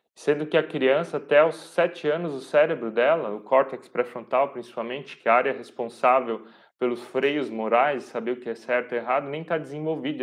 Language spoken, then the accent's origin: Portuguese; Pomerode, Santa Catarina, Brazil; Eu sou aqui de Pomerode